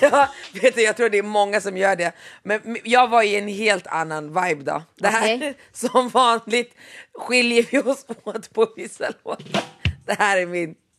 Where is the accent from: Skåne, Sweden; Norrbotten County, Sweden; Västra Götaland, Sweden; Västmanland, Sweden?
Västmanland, Sweden; Västerås; moved away; det är lite annorlunda där jag växte upp i Västerås än vad det är här